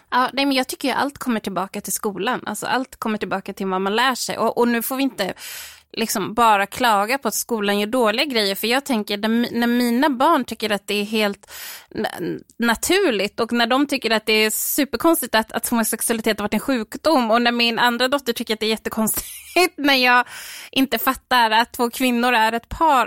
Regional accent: Stockholm, Stockholm County, Sweden; now in Jönköping, Sweden; jag kommer från Stockholm från början, men jag har bott här i, i 17 år

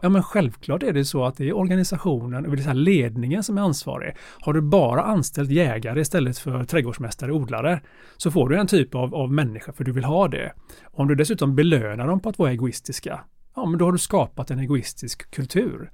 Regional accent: Gothenburg, Västra Götaland, Sweden; moved away as an adult; jag är eh, ursprungligen från Göteborg, eh, andra generationens invandrare

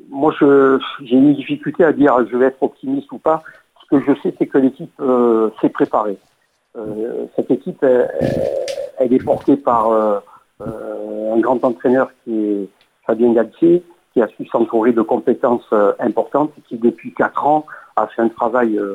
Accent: France; en tant que Français, j'aimerais qu'ils aillent le plus loin possible et qu'ils remportent cette Coupe du Monde

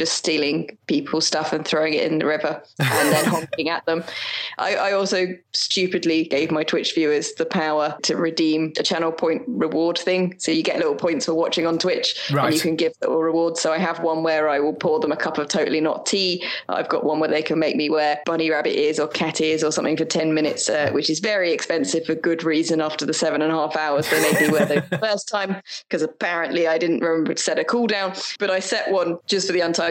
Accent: United Kingdom; we're British

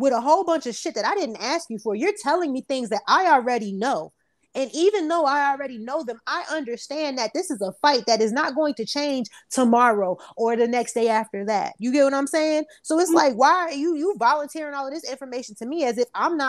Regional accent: Newark, New Jersey, United States; I'm from Newark

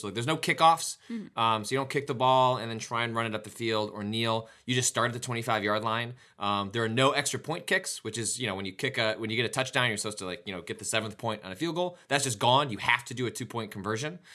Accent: Chicago, Illinois, United States; my hometown

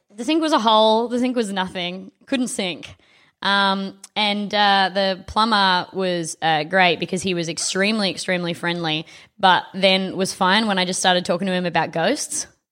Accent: South Australia, Australia; Devon isn't what we called it in South Australia

